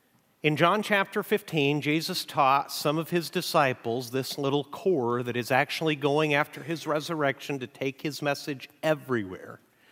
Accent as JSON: {"language": "English", "country": "Mexico", "tie": "born or raised there", "lives_now": "United States", "said": "We're going to do something that I've really missed since moving back to the United States. I grew up in Mexico, and one of the hallmarks of Mexican churches all across the nation is they read the Bible together."}